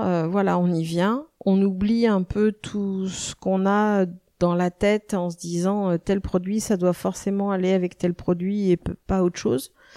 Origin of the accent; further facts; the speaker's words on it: Nantes, Pays de la Loire, France; now in Vannes, France; je suis née à Nantes. Euh, ça fait maintenant plus de 25 ans que je suis sur le secteur de Vannes